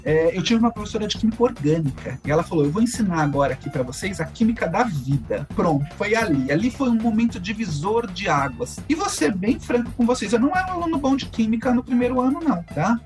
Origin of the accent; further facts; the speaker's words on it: São Paulo, Brazil; Eu sou da cidade de São Paulo, nascido e criado em São Paulo